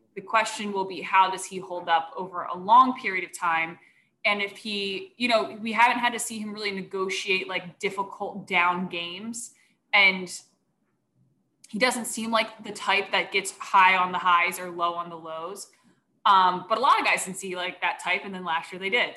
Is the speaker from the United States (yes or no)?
yes; Philadelphia, Pennsylvania, United States; accent: Philly; I'm from here. My parents talk like